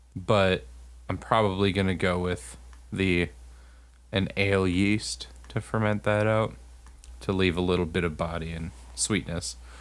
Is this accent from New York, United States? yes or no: no; Texas, United States; now in Wisconsin, United States; where I grew up in Texas